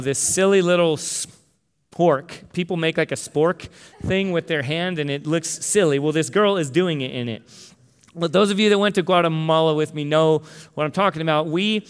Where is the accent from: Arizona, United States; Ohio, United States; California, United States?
Arizona, United States; Tucson; But no, that we're from Tucson and we had U of A gear and all this stuff.